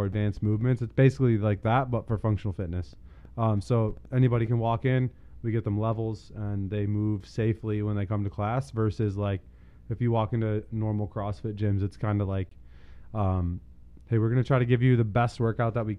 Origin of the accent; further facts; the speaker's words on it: Holt, Michigan, United States; also born or lived in Lansing, Michigan / Ohio / Philadelphia; I'm actually from Lansing. I grew up in Holt. I graduated from Holt in 2012.